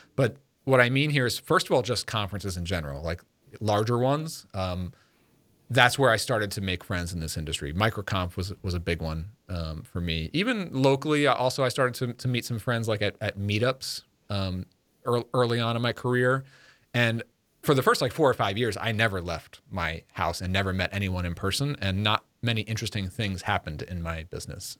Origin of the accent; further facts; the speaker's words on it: Long Island, New York, United States; moved away as an adult; now in Connecticut, United States; growing up in New York